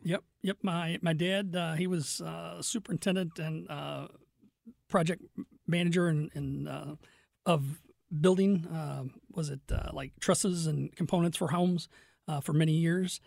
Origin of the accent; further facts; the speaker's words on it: Fenton, Missouri, United States; also born or lived in Crestwood, Missouri / Kirkwood, Missouri; I grew up in Fenton